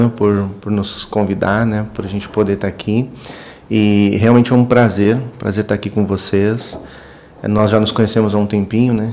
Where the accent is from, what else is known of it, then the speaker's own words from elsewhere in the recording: Itati, Rio Grande do Sul, Brazil; moved away; sou gaúcho, nasci, nasci no interior, interior do Rio Grande do Sul.